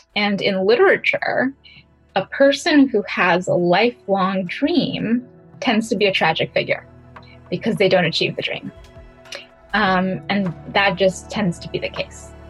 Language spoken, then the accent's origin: English; New York City, New York, United States; also born or lived in Ecuador; I was born in Ecuador and grew up in New York City. in Brooklyn and in Queens